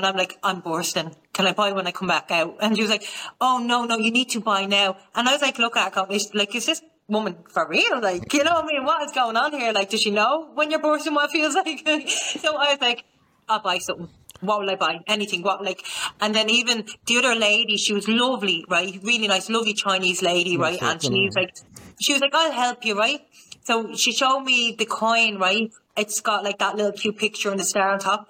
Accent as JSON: {"language": "English", "country": "Ireland", "said": "I'm from Ireland"}